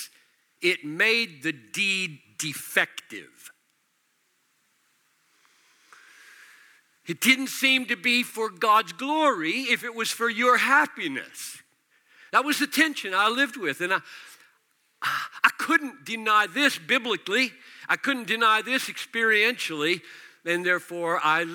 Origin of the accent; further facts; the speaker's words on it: United States; accent: American; I'm speaking American